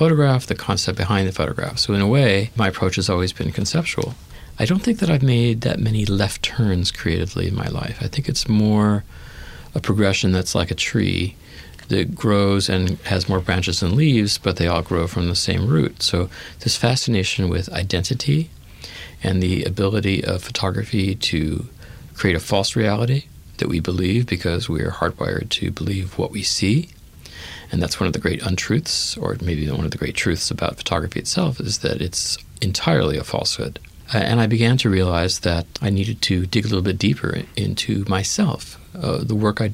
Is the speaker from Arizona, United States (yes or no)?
no; Los Angeles, California, United States; I grew up in the Hancock Park section of Los Angeles